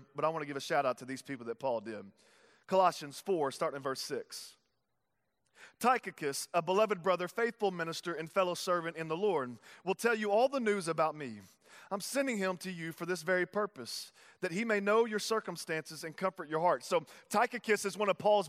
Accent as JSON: {"language": "English", "town": "Tyler", "region": "Texas", "country": "United States", "said": "I'm from Texas, if you don't know that. And so I was living in Texas in Tyler"}